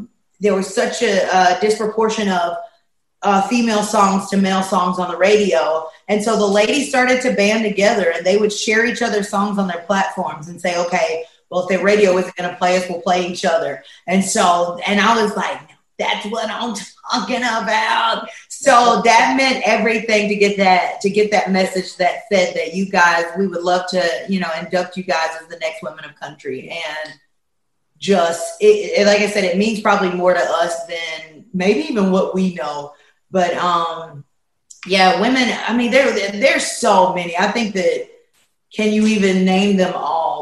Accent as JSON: {"language": "English", "town": "Poplarville", "region": "Mississippi", "country": "United States", "tie": "born or raised there", "said": "We grew up in Poplarville, Mississippi"}